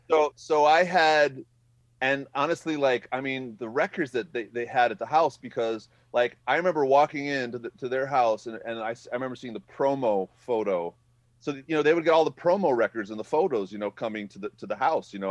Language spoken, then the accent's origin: English; Madison, Wisconsin, United States; I am from Madison, born and raised